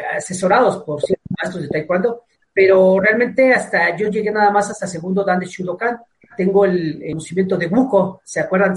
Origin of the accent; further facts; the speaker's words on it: Mexico City, Mexico; Soy de Tepito